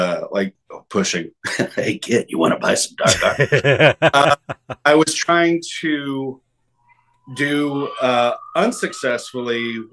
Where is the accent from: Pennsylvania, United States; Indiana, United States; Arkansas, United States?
Arkansas, United States; Little Rock; I grew up in Little Rock, Arkansas